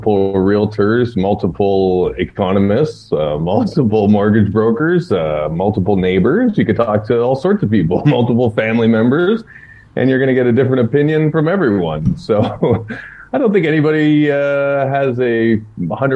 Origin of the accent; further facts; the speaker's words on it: Ottawa, Ontario, Canada; moved away; also born or lived in Niagara region; Got my parents coming down from Ottawa. I'm from Ottawa originally.